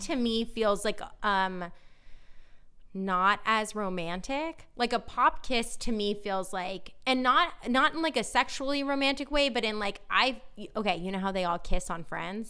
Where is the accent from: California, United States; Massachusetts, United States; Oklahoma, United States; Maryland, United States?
California, United States; Northern; now in Los Angeles, United States; we're from Northern California